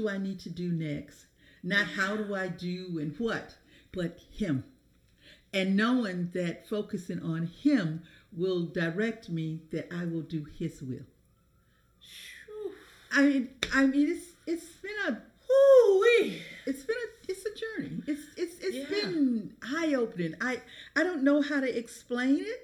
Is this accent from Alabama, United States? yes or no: yes; Alabama, United States; I grew up in Alabama